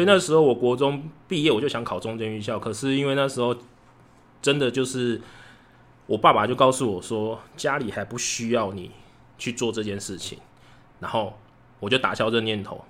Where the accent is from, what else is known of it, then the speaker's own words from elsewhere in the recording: Kaohsiung, Taiwan; 我是高雄人，然后我自己有，有创一个公司叫储备力量，然后我就是有自己的场，场地